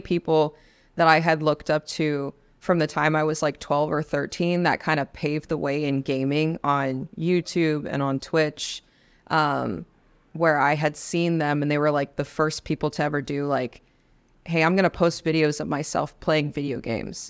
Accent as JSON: {"language": "English", "town": "Los Angeles", "region": "California", "country": "United States", "tie": "born or raised there", "also_born_or_lived": "Spain / Mississippi / Washington State", "moved": "as an adult", "said": "I'm from Los Angeles, so I was born and raised in, in the hood in California"}